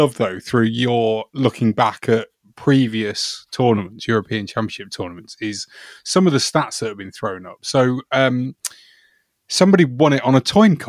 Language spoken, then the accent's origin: English; England, United Kingdom; we're all English.